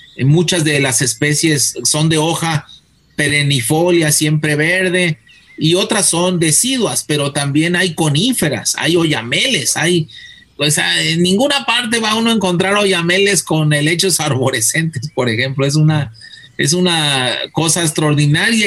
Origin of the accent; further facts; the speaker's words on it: Guadalajara, Jalisco, Mexico; also born or lived in Wisconsin; Yo soy de Guadalajara